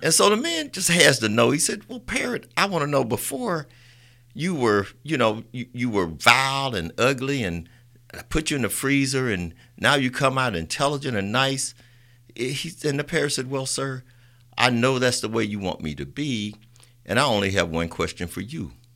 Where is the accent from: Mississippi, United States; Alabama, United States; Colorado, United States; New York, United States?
Alabama, United States; Roosevelt City; I'm from Roosevelt City.